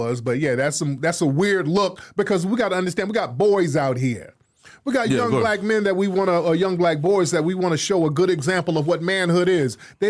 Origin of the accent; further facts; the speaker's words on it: United States; we, as Foundation of Black Americans